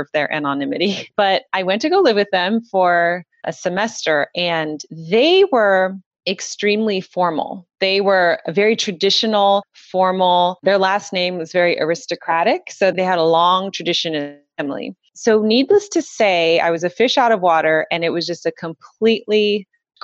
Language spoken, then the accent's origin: English; Southern California, United States; I'm from Southern California. And, you know, Southern California and Paris, two very different places. Southern California, very casual. I just grew up with a very casual life